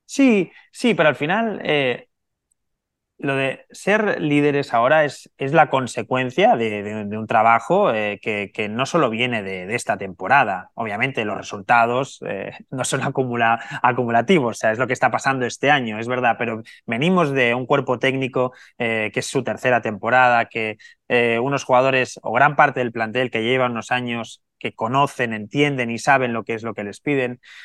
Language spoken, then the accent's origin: Spanish; Barcelona, Catalonia, Spain; Yo soy nacido en Barcelona